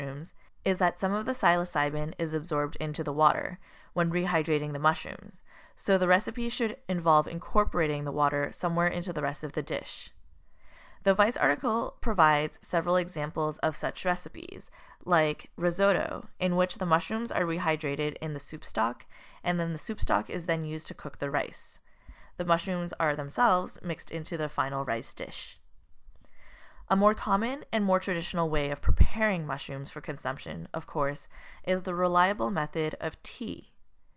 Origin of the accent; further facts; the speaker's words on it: Montreal, Quebec, Canada; now in United States; I am actually Canadian myself, born and raised in Montreal